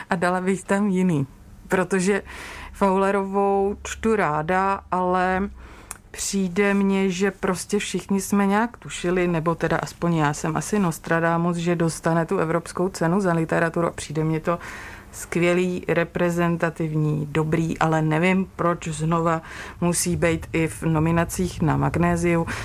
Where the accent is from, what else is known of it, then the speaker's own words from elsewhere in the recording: Moravia, Czechia; Já jsem z Moravy